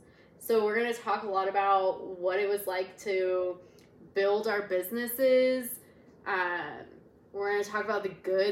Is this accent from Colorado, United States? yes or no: yes; Denver, Colorado, United States; So I'm from Denver, and Kyndra is also from Denver, born and raised.